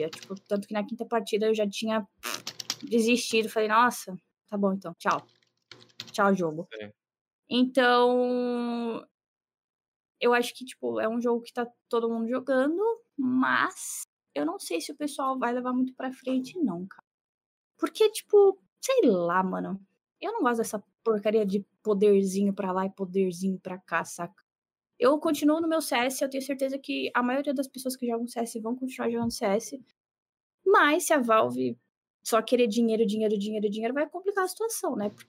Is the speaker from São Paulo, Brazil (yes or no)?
yes; Santos, São Paulo, Brazil; você é de Santos, eu também sou de Santos